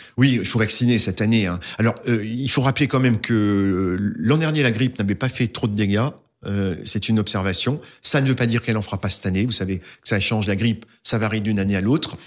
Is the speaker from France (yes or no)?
yes; Alsace, Grand Est, France; je suis alsacien avant tout, mais mais pas seulement